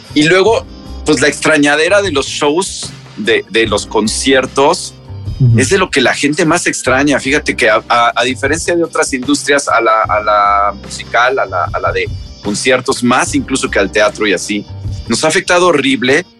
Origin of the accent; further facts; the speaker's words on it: Mexico; somos mexicanos